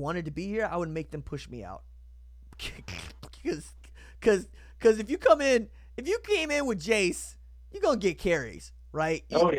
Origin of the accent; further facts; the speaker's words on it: Tulsa, Oklahoma, United States; I've got a vested interest in every Tulsa area kid, because that's basically my hometown.